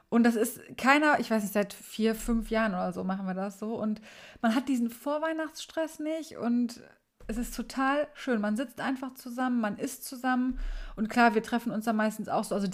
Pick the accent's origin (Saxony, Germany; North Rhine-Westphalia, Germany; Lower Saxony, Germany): North Rhine-Westphalia, Germany; Essen; früher es gab ganz früher mal am 23. immer eine Party hier bei uns in Essen